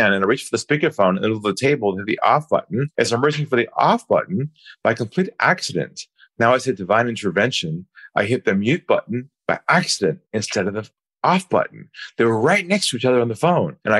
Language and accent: English; California, United States; moved away as an adult; now in Sydney, Australia; I'm originally from California, and I now live in Sydney, Australia. I've been here about 18 years.